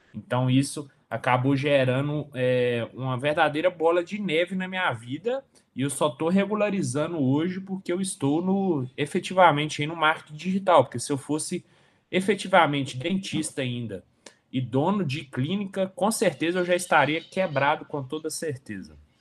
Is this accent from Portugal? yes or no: no; Coronel Fabriciano, Minas Gerais, Brazil; moved away as an adult; also born or lived in Nova Friburgo / Sete Lagoas; sou natural de Coronel Fabriciano